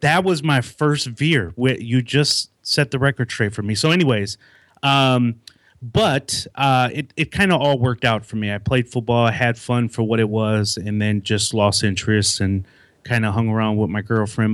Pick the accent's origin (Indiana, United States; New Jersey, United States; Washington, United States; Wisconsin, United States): Wisconsin, United States; Milwaukee; moved away as an adult; now in Raleigh, United States; I grew up, born and raised in Milwaukee, Wisconsin